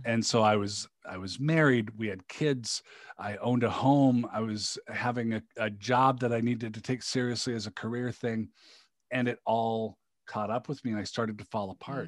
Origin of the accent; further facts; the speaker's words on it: Seattle, Washington, United States; moved away; I grew up in the Seattle area